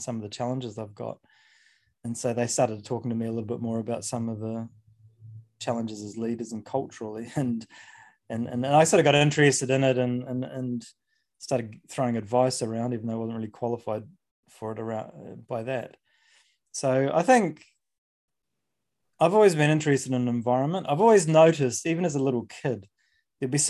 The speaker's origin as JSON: {"language": "English", "country": "New Zealand", "tie": "born or raised there", "said": "I grew up in New Zealand"}